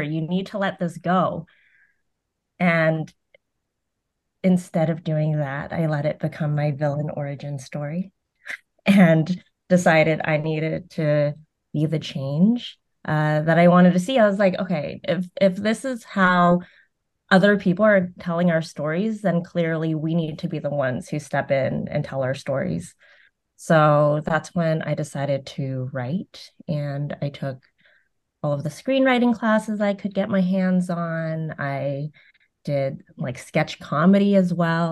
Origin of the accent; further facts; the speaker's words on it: Concord, California, United States; also born or lived in Vietnam; grew up in Concord, California